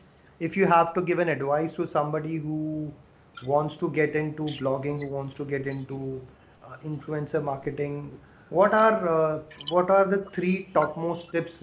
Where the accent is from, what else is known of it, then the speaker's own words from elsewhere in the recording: Rajasthan, India; I come from Rajasthan